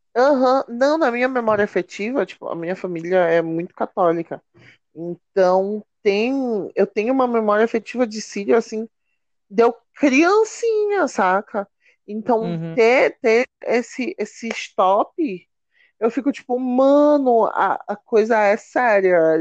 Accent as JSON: {"language": "Portuguese", "town": "Belém", "region": "Pará", "country": "Brazil", "said": "a gente é de Belém"}